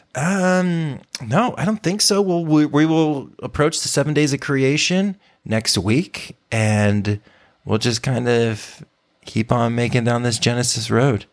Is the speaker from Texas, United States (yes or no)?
yes; Texas, United States; I watched so much sports growing up in Texas when I was a kid